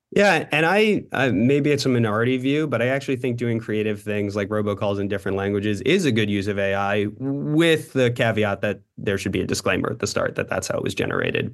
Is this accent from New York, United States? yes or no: yes; New York City, New York, United States; I grew up in New York City